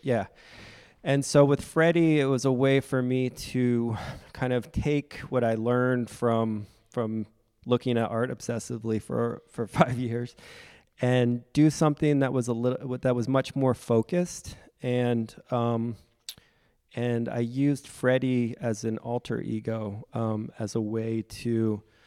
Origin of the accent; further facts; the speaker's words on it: Frederick, Maryland, United States; moved away; also born or lived in New York / Providence; I'm from Frederick, Maryland